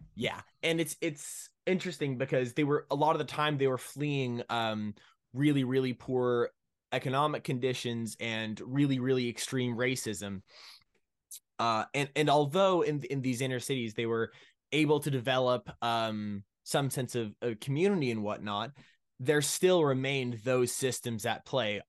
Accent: Ottawa, Ontario, Canada; I'm from Ottawa, Ontario, Canada.

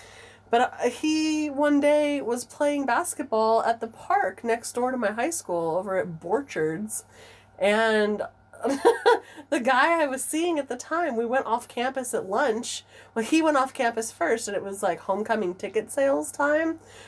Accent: Southern California, United States; I grew up in Southern California.

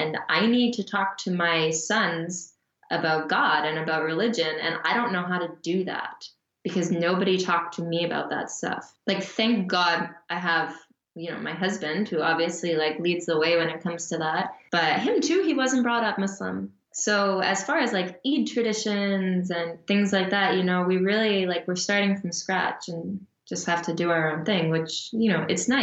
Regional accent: Canada; also born or lived in Calgary, Alberta / Montreal, Quebec

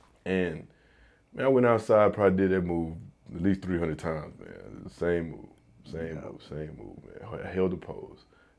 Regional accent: the South, United States; I'm from the South. So I'm gonna say a mixture of like the Southern cuisine, you know, the soul food, you know, with some barbecue in there

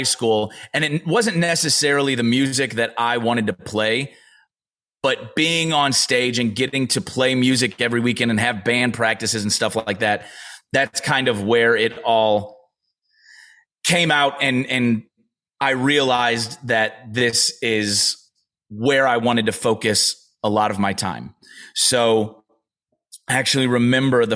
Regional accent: St. Louis, Missouri, United States; now in Nashville, United States; I grew up in St. Louis, Missouri, was born in St. Louis, Missouri.

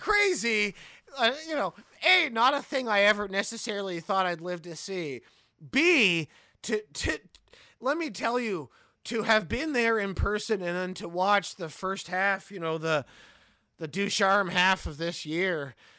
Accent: Montreal, Quebec, Canada; I'm from the English side of the city

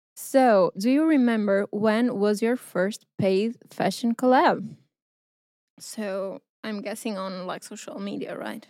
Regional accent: Porto, Norte, Portugal; I'm from Portugal, I'm from Porto

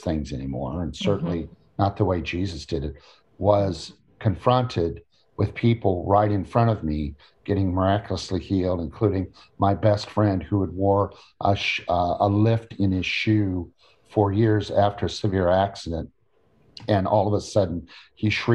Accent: Illinois, United States; So I grew up in Illinois among cornfields and soybean fields.

